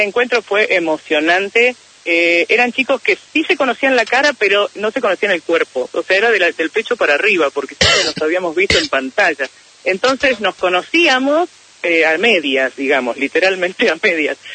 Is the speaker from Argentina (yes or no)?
yes; Neuquén, Argentina; yo soy de Neuquén